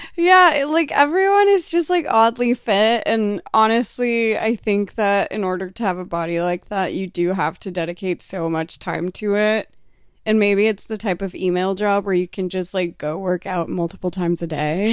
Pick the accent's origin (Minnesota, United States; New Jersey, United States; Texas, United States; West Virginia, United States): Texas, United States; moved away; I grew up in Texas where it's incredibly humid